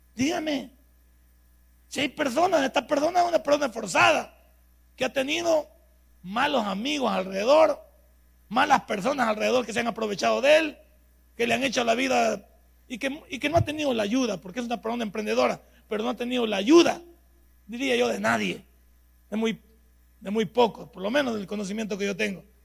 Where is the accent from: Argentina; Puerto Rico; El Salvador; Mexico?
El Salvador; somos los salvadoreños